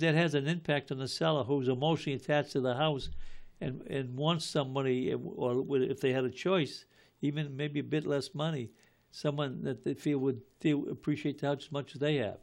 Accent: Malden, Massachusetts, United States; I grew up in Ward Seven as well

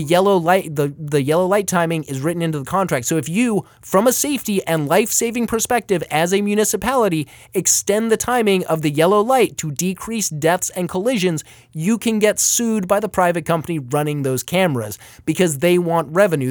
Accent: Paradise Valley, Arizona, United States; my hometown of Paradise Valley

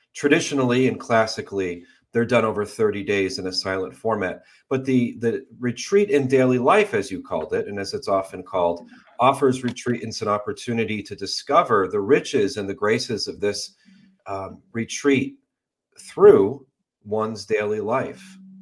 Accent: Western Massachusetts, United States; Western Massachusetts where I grew up

